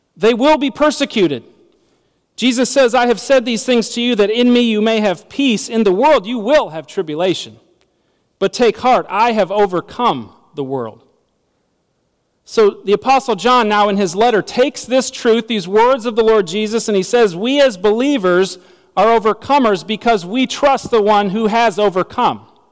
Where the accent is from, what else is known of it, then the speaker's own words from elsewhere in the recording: United States; As American citizens